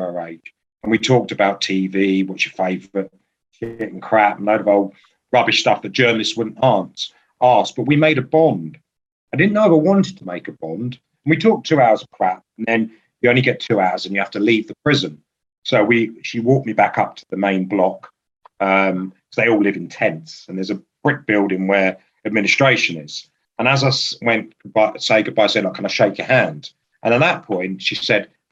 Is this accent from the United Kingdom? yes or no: yes; Aldershot, South East England, United Kingdom; moved away; I'm born in Aldershot. I'm not there now.